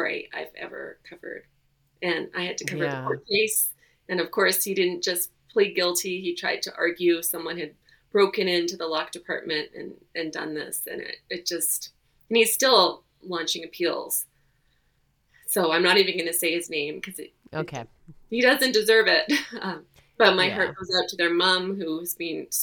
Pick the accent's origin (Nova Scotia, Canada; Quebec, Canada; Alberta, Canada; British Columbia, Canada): British Columbia, Canada; Victoria; moved away; also born or lived in Ontario; I grew up in Victoria and then moved away, came back